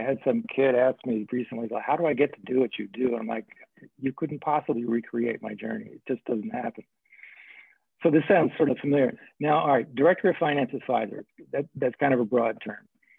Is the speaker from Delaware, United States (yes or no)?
no; New Mexico, United States; I grew up in New Mexico.